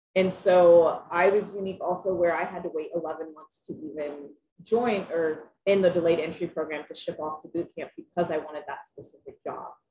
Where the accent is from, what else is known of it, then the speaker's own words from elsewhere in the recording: Lafayette, Indiana, United States; now in Monticello, United States; I was born and raised in Lafayette, Indiana, and I now live in Monticello, Indiana